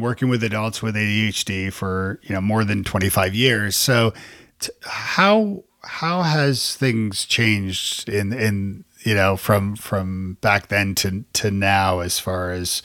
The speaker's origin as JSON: {"language": "English", "country": "Canada", "moved": "as an adult", "lives_now": "United States", "said": "I'm from Canada originally, and so moving to the States 16 years ago"}